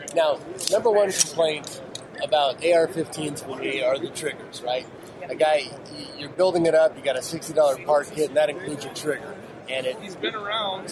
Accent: California, United States; we're, we're from California

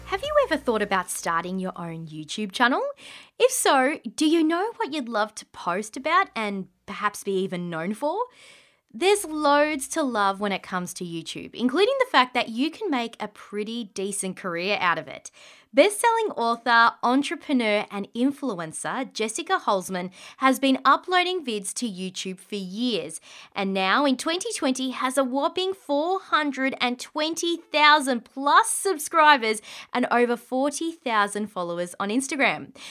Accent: Australia; accent: Australian

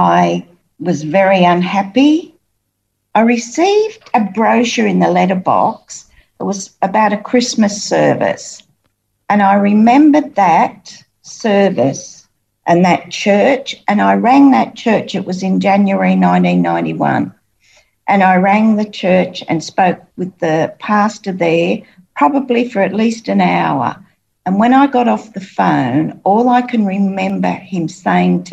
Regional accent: Sydney, New South Wales, Australia; now in Cairns, Australia; I was born in Sydney. I spent most of my life in Sydney.

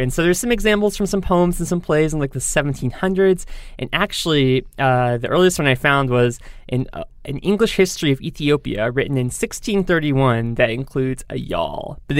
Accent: Texas, United States; I'm from Texas and you can tell I'm from Texas because I say y'all.

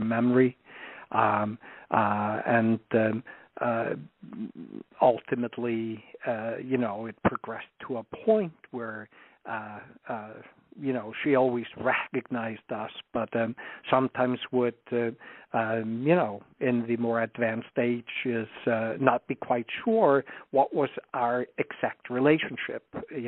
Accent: Iceland; moved away; I'm originally from Iceland, so my parents lived there

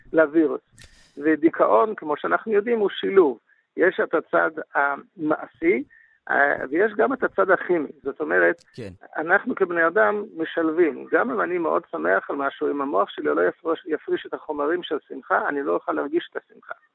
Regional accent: United States; moved away; also born or lived in Israel; אני גדלתי בארצות הברית

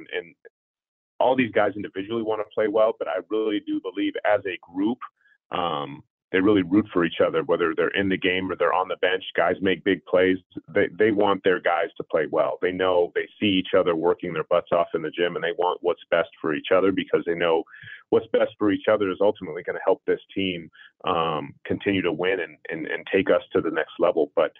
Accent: Anchorage, Alaska, United States; also born or lived in Palo Alto; Yeah, my dad got his PhD from Stanford Hospital, and so that's why I was born in Palo Alto. And within the first 6 months of me being on this earth, we moved up to Anchorage, Alaska.

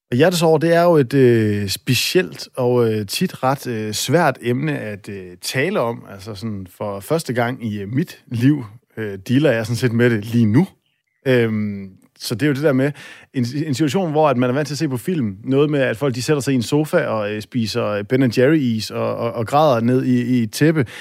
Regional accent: Aalborg, North Denmark Region, Denmark; Jeg er op fra Aalborg A, som øh, vi, øh, vi siger

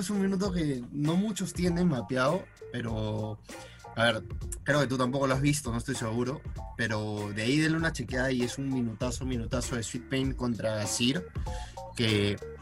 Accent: Peru; somos peruanos

